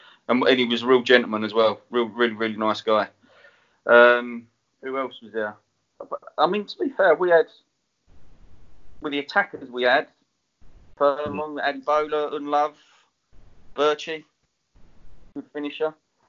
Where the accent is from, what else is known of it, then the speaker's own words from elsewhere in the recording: Enfield, London, United Kingdom; I was like, I'm from Enfield, I've got a swatch on.